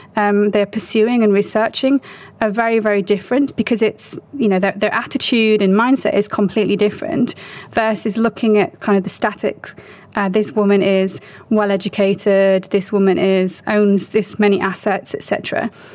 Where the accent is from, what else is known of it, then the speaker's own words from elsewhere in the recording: United Kingdom; moved away as an adult; also born or lived in China; I'm British. I was raised in the UK